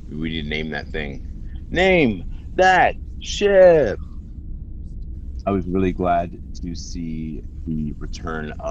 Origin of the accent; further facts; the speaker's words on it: Australia; I'm from Australia.